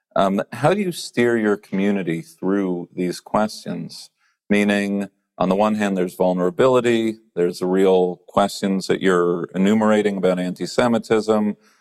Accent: Los Angeles, California, United States; moved away; my hometown

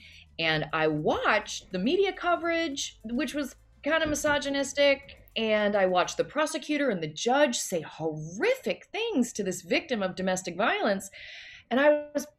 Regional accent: Loudoun County, outside DC, Virginia, United States; moved away as an adult; also born or lived in New York City; So I grew up outside of DC

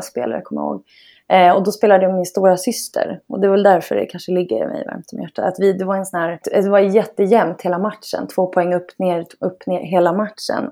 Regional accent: Stockholm, Stockholm County, Sweden; Jag är uppväxt i eh, Bromma i Stockholm

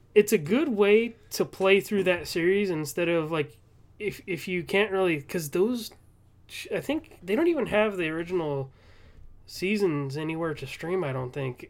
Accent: Southern California, United States; I'm from Southern California

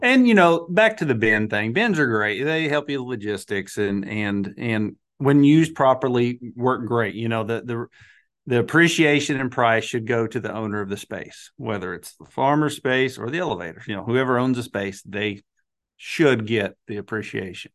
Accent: Arkansas, United States; I'm from Arkansas

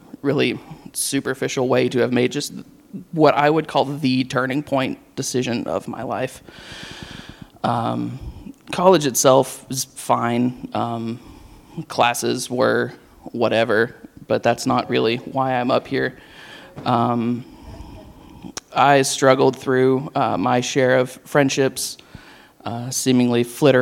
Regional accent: Knoxville, Tennessee, United States; moved away as an adult; also born or lived in Murfreesboro, Tennessee; I was born and raised in Knoxville.

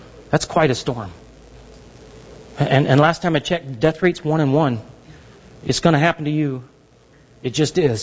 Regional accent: Southern California, United States; I grew up in Southern California

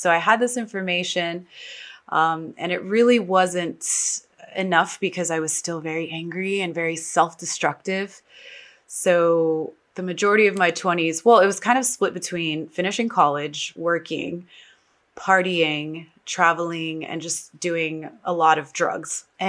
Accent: New York, United States; born there; also born or lived in Texas; I was born in New York. I consider myself a New York Texan, which is totally the opposite of each other, but those are the two places that I really spent a lot of time in.

